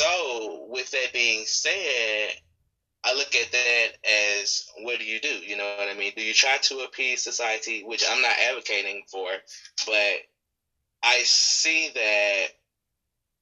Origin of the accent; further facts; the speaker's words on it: the South, United States; I'm from the South